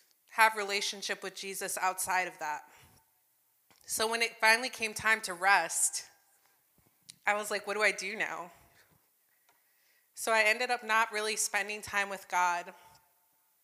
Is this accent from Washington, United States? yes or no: no; New Jersey, United States; now in Michigan, United States; I was growing up in Jersey.